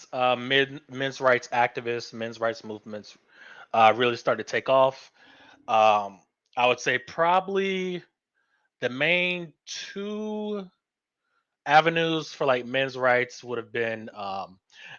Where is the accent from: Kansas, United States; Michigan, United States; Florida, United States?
Florida, United States; I am born and raised in Florida